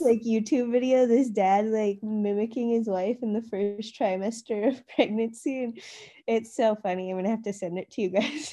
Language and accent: English; Rocky Boy, Montana, United States; also born or lived in Santa Cruz, California / Box Elder, Montana; I grew up in Rocky Boy and, like, I learned a lot about Native Americans